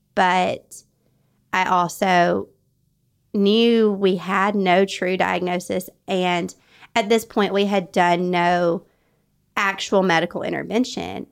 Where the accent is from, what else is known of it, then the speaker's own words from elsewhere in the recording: North Alabama, United States; I was raised in North Alabama